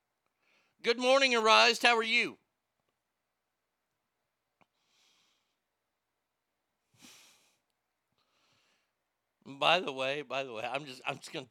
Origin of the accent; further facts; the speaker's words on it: United States; As an American